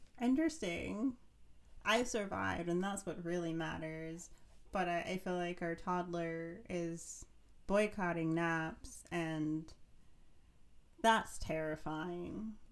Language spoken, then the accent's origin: English; Ohio, United States; moved away; also born or lived in Pittsburgh; No, I'm originally from Ohio, and I have memories of white Christmases in the Midwest.